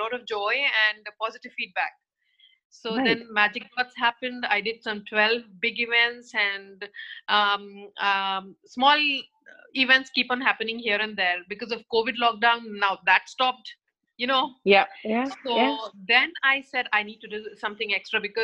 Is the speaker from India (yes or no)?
yes; India; moved away as an adult; also born or lived in Mumbai; I come from India, born and brought up there